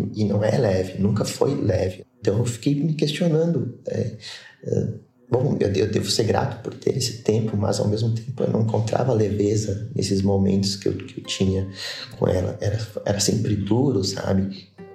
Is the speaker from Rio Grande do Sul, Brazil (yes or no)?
yes; Caxias do Sul, Rio Grande do Sul, Brazil; sou de Caxias do Sul, Rio Grande do Sul